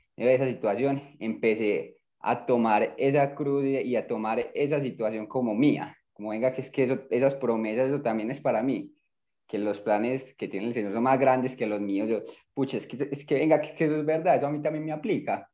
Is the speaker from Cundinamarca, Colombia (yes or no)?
no; Medellín, Antioquia, Colombia; Yo nací aquí en Medellín